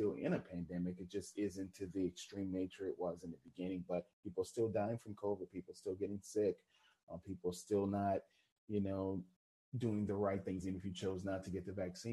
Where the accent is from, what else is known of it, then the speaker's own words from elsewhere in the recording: New Orleans, Louisiana, United States; moved away; I'm originally from New Orleans, Louisiana. I'm proud of New Orleans. I love my city. Even though I live in a different city now